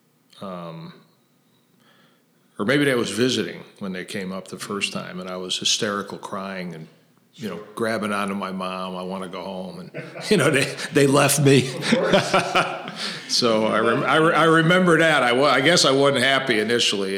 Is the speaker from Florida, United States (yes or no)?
no; Chicago, Illinois, United States; where I grew up in West Rogers Park